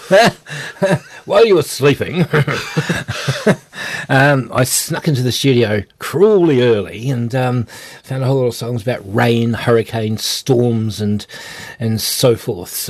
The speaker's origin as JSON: {"language": "English", "town": "Takaka", "region": "Tasman", "country": "New Zealand", "said": "And, uh, yeah, we're from Takaka, uh, the place where it all happens."}